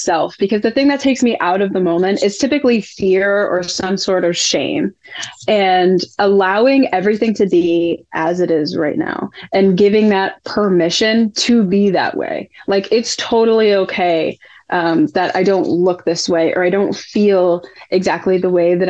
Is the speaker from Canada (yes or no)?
no; New England, United States; I'm from New England.